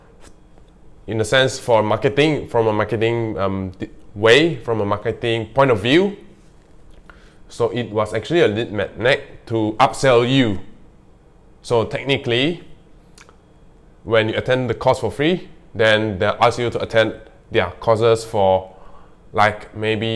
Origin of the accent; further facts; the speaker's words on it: Malaysia; English is a second language; in our country, Malaysia, in my country, Malaysia